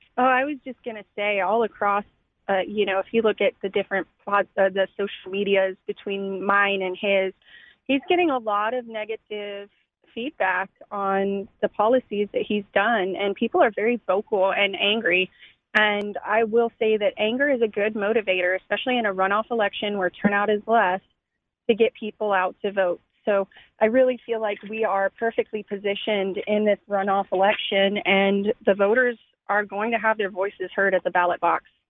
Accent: Austin, Texas, United States; I was born and raised in Austin

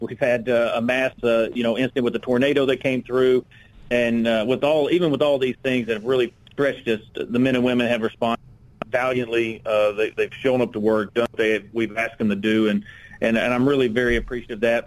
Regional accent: Little Rock, Arkansas, United States; I'm from Little Rock, born and raised here, uh, been here my entire life

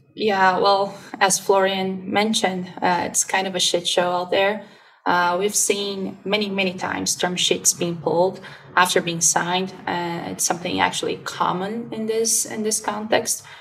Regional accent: Curitiba, Paraná, Brazil; Curitiba, my hometown

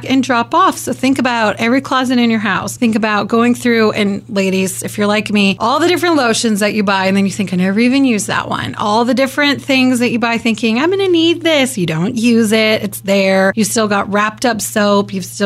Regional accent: Kansas, United States; growing up in Kansas, Wichita's not that big

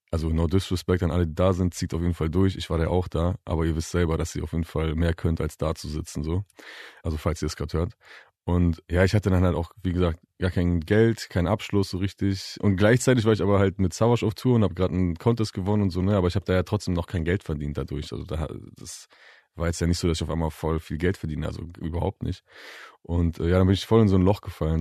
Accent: Bielefeld, North Rhine-Westphalia, Germany; also born or lived in Leopoldshöhe; Ich bin in Bielefeld geboren und aufgewachsen, aber ich bin in und um herum Bielefeld bestimmt 15 Mal umgezogen oder so.

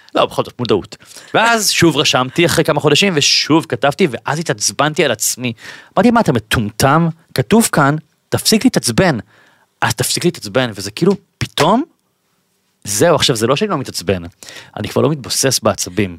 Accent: Bat Yam, Tel Aviv District, Israel; אני במקור בת ימי

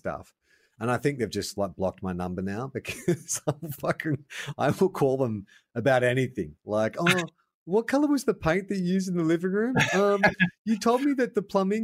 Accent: Melbourne, Victoria, Australia; moved away; also born or lived in Sydney; I grew up in Melbourne

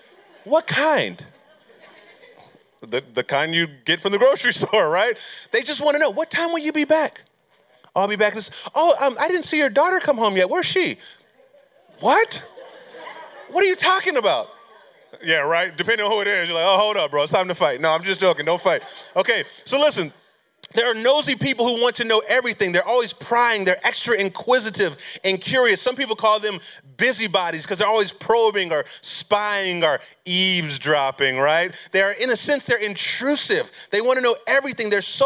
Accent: Pomona, California, United States; now in Concord, North Carolina, United States; I'm actually from California, born and raised in California. I was actually born in this place called Pomona, California.

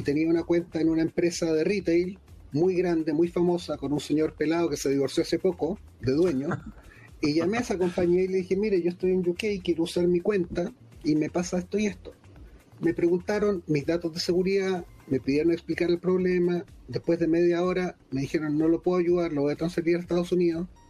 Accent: Chile; accent: Chilean; now in London, United Kingdom; yo vivo en Londres eh, y soy chileno, por eso este, este, acento no me lo han sacado ni con otros cirujanos ya

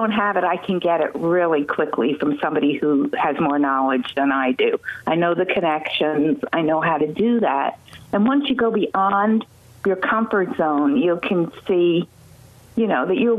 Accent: Highland, New York, United States; I was born and raised in Ulster County in Highland. I've lived here all my life.

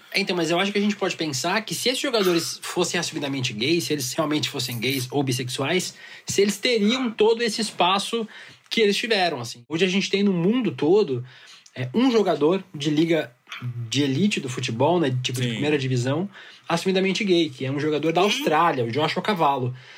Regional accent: Santa Catarina, Brazil; lá em Santa Catarina, que foi onde eu cresci

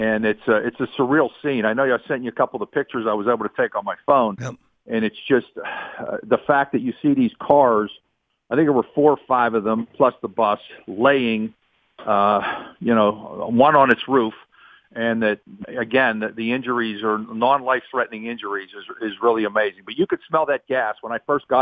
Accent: Pittsburgh, Pennsylvania, United States; where we grew up over in the East End, connects from Regent Square to Squirrel Hill

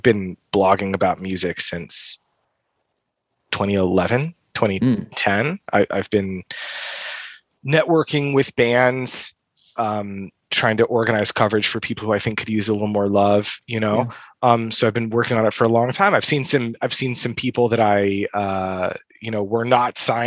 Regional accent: the Midwest, Metro Detroit, Michigan, United States; I'm from the Midwest

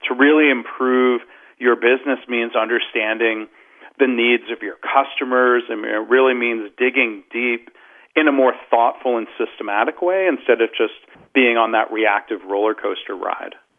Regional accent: Detroit, Michigan, United States; I grew up in the Detroit area.

